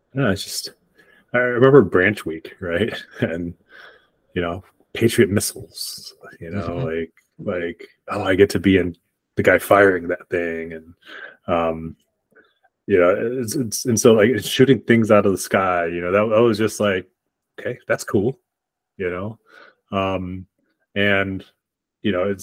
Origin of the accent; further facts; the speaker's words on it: Lansing, Michigan, United States; moved away as an adult; also born or lived in Arkansas; now in Irvine, United States; growing up in Michigan